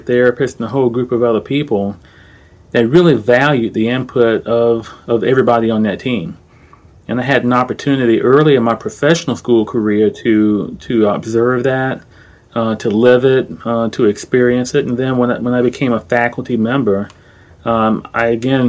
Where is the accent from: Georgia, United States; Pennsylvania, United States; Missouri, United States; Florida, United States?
Florida, United States; Orlando; I'm from Orlando. I grew up in Orange County, Florida, not California